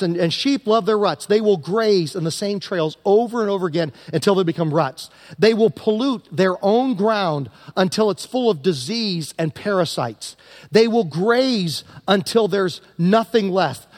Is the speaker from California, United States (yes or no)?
no; Southern Virginia, United States; moved away; as a young guy growing up in Southern Virginia near the North Carolina border